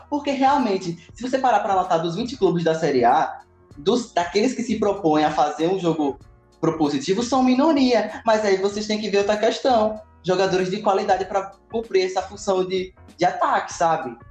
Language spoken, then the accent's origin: Portuguese; Brazil; eu sou brasileiro